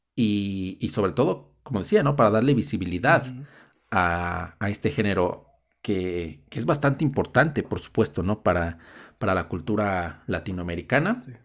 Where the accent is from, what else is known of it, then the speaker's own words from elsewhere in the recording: Mexico; nosotros seamos mexicanos